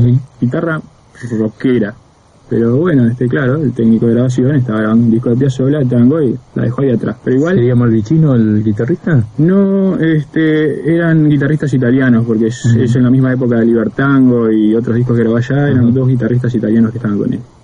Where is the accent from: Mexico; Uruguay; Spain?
Uruguay; Montevideo; el Prado, lugar donde yo nací